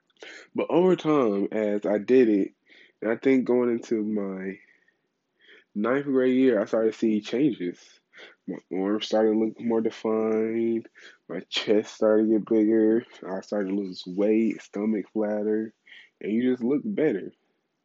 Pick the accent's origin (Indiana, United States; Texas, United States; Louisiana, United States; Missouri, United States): Louisiana, United States; I'm from Louisiana background, so I love anything Cajun.